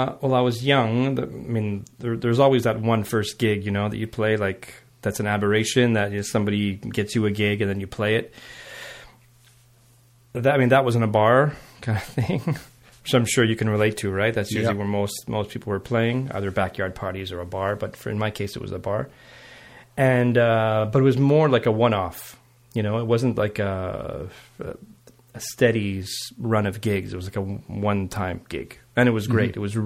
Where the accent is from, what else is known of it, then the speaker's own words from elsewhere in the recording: Montreal, Quebec, Canada; met my mom, started the family, and then I grew up in outside of Montreal on the West Island.